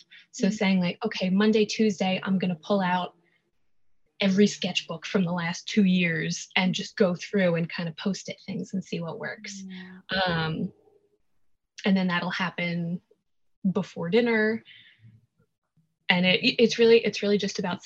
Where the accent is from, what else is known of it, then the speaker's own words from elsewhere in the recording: New York City, New York, United States; I was born and raised in New York, here in New York City